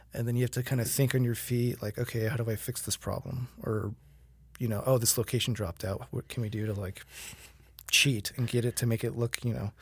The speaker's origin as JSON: {"language": "English", "town": "Fort Myers", "region": "Florida", "country": "United States", "moved": "yes", "said": "I hail from Fort Myers, Florida"}